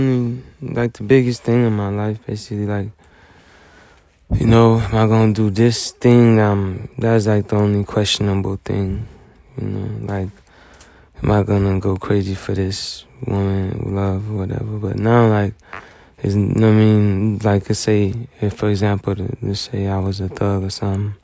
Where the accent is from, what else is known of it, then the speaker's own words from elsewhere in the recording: United States; I'm American